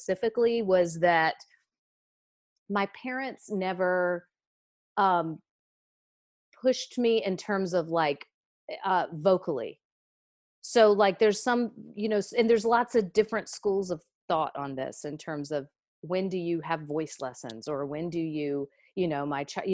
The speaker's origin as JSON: {"language": "English", "town": "Raleigh", "region": "North Carolina", "country": "United States", "tie": "born or raised there", "also_born_or_lived": "Chapel Hill, North Carolina", "accent": "southern", "said": "I grew up in North Carolina. I grew up in Raleigh"}